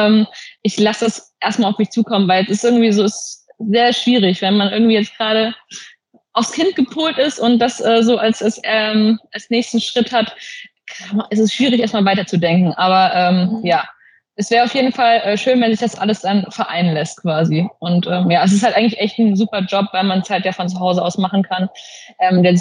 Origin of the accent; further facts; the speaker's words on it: South, Germany; now in Essen, Germany; wir kommen beide aus dem Süden und äh, wahrscheinlich wird es da irgendwann auch hin zurückgehen